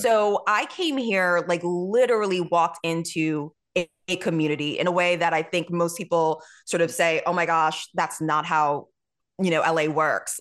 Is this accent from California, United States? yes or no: no; New York, United States; I'm from New York